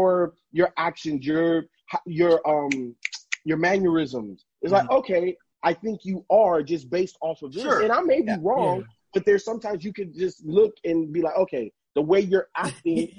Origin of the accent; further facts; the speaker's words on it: Chicago, Illinois, United States; I'm from Chicago too.